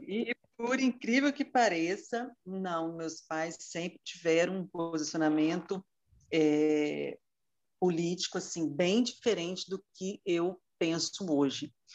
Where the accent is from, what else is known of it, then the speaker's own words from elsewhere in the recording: Muniz Freire, Espírito Santo, Brazil; moved away as an adult; also born or lived in Vitória; now in Vila Velha, Brazil; Eu sou do interior do, do estado, nasci em Muniz Freire, mas é, fiz o concurso público e para a Justiça Federal, então vim para Vitória e moro em Vila Velha já há 27 anos